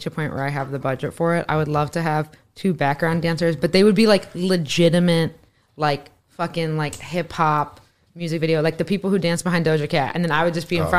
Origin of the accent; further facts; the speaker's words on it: Northwest Indiana, United States; I grew up in Northwest Indiana